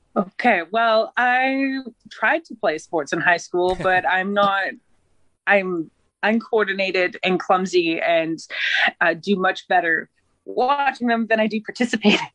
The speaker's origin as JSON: {"language": "English", "area": "Haida Gwaii", "region": "British Columbia", "country": "Canada", "also_born_or_lived": "Ontario / Prince George, British Columbia", "moved": "as an adult", "said": "I'm from Haida Gwaii, British Columbia."}